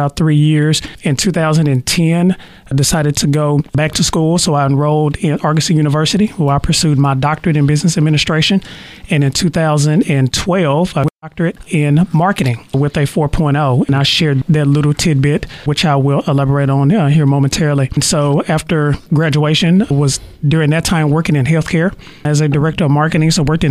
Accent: Wilton, Arkansas, United States; also born or lived in Searcy, Arkansas; now in Texarkana, United States; I actually grew up in a very small town in Arkansas, right outside of Ashdown, called Wilton

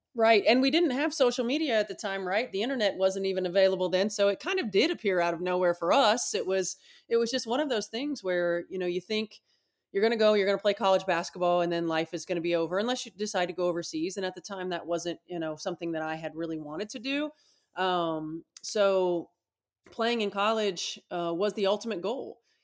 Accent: Indiana, United States; growing up in Indiana

